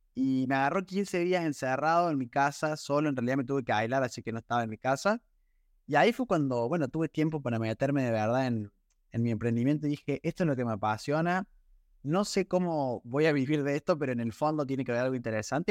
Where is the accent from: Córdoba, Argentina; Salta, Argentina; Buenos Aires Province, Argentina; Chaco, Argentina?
Córdoba, Argentina; yo soy de Córdoba, nací en Córdoba